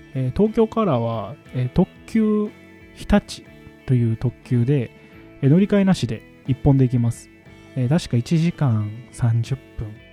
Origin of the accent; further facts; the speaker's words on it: Nara, Japan; 僕奈良県生まれなので、海のない県で育った